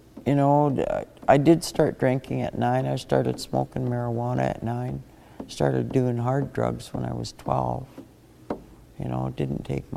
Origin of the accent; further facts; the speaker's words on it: Witset, British Columbia, Canada; moved away; I'm originally from Wet'suwet'en, Wit'set